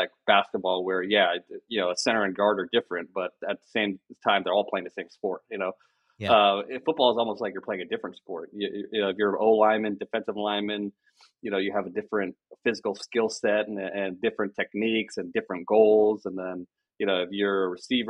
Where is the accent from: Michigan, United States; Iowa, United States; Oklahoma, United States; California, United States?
California, United States; Bay Area; My family were all Niner fans when I was growing up. We're from the Bay Area